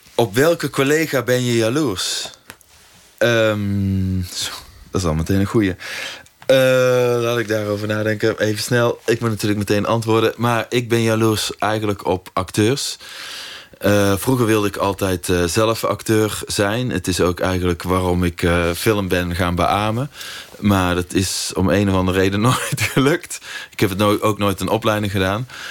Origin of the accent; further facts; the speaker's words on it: North Brabant, Netherlands; in het dorp waar ik ben opgegroeid